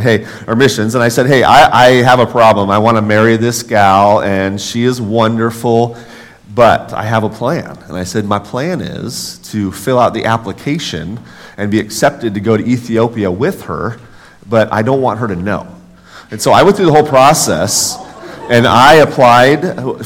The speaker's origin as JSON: {"language": "English", "town": "Los Angeles", "region": "California", "country": "United States", "also_born_or_lived": "Nebraska", "moved": "yes", "said": "I'm from Los Angeles, California, moved to Northern California, came to UNL because this is where my family's from."}